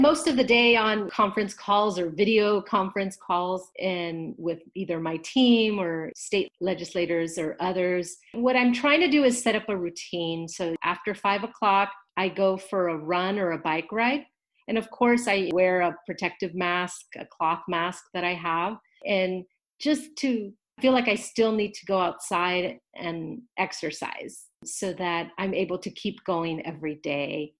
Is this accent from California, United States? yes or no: yes; Los Angeles, California, United States; I grew up in the Northeast San Fernando Valley. This is where I was raised